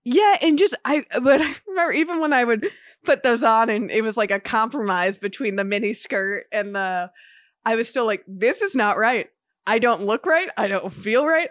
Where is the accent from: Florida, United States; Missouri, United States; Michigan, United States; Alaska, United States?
Florida, United States; Miami; growing up in Miami